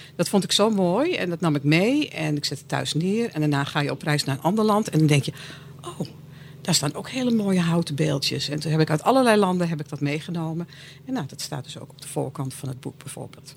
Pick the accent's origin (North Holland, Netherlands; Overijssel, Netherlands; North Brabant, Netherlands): North Holland, Netherlands; Amsterdam; ik kom uit Amsterdam.